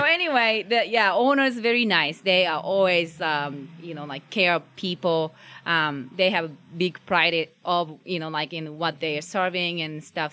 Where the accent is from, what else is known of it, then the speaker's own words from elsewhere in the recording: Japan; English is a second language; now in Omaha, United States; I'm, I'm originally from Japan